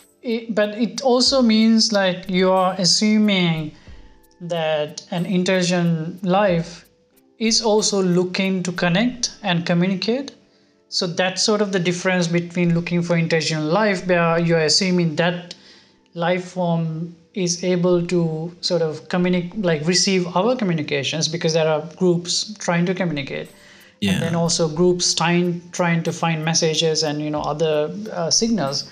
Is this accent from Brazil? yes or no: no; Sri Lanka; moved away as an adult; also born or lived in Europe; now in Tokyo, Japan; growing up in Sri Lanka